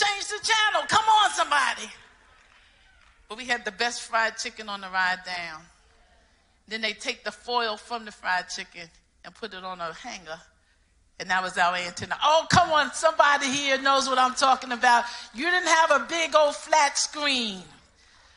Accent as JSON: {"language": "English", "town": "New York City", "region": "New York", "country": "United States", "said": "I'm from New York City, the party town"}